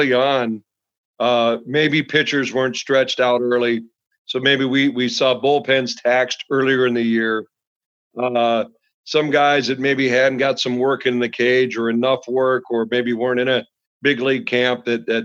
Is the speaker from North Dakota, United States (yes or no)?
yes; Williston, North Dakota, United States; growing up in Williston, North Dakota